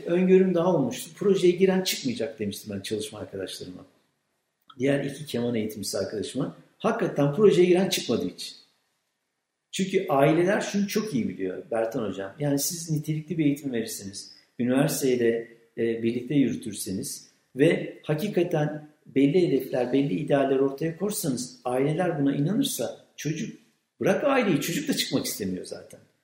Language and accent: Turkish; Kütahya, Turkey; moved away as an adult; now in Afyonkarahisar, Turkey; ben Kütahyalıyım